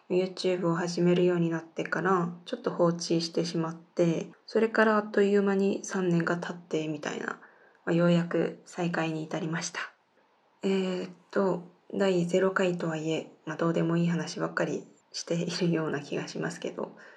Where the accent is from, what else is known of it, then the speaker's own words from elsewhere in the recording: South Korea; Japanese is a second language; 生まれも育ちも韓国です日本語は学生の時から勉強しています